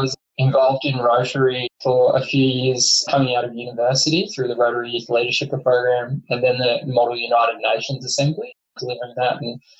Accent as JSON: {"language": "English", "area": "Central Coast", "region": "New South Wales", "country": "Australia", "tie": "born or raised there", "said": "So growing up on the Central Coast, I played in a local competition."}